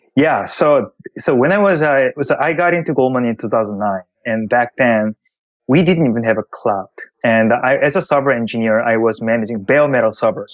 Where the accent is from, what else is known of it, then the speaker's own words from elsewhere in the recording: South Korea; English is a second language; moved away as an adult; also born or lived in Japan; I was originally born in Korea I grew up in Korea, but um, I moved to Japan for college.